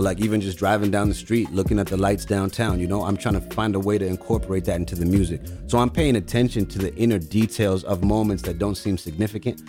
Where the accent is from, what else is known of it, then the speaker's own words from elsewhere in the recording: Zimbabwe; now in Canada; I was born in Zimbabwe, Africa